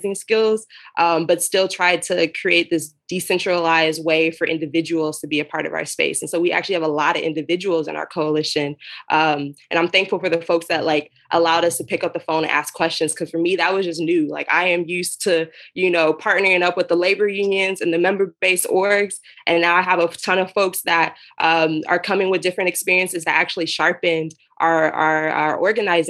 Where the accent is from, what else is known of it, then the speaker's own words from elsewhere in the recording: Dallas, Texas, United States; I'm in Texas, I'm from Dallas.